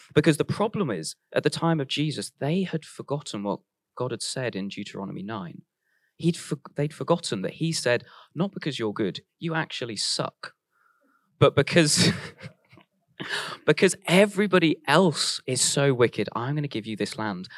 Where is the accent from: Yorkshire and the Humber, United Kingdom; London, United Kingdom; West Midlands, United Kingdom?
West Midlands, United Kingdom; Warwick; I grew up in Warwick, which was right next to Royal Leamington Spa